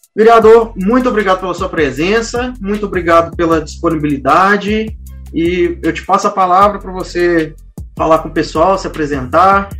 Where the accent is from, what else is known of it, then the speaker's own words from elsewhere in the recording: Barbacena, Minas Gerais, Brazil; eu vivi lá, igual eu falei, até meus 20 e poucos anos de idade eu vivi lá